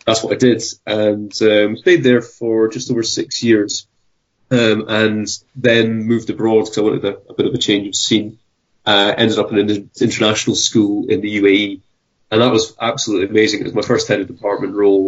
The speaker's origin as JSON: {"language": "English", "country": "United Kingdom", "said": "as a British teacher"}